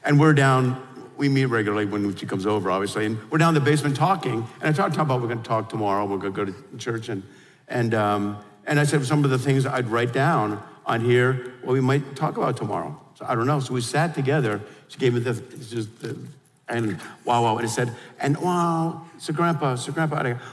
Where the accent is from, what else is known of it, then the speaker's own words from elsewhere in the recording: New York, United States; we're from New York, I grew up in the whole deal